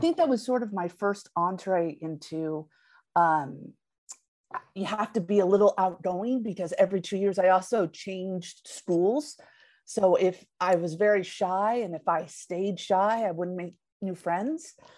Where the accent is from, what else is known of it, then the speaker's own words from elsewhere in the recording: the Peninsula, California, United States; also born or lived in Redwood City; born and raised in the peninsula, and then we moved to Redwood City